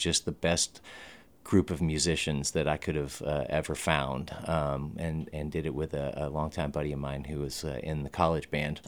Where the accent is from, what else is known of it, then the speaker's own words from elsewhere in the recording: Texas, United States; I'm kind of from all over Texas. I'm a Air Force brat. And so my father moved every 3 or 4 years, but quite unusually, his career took him to just all the cities in Texas.